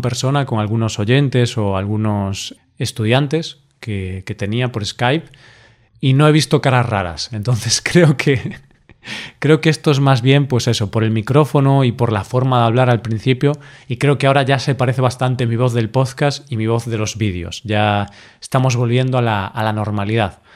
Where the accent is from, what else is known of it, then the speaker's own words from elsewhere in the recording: Galicia, Spain; yo soy de Galicia, vivo aquí, he vivido toda mi vida aquí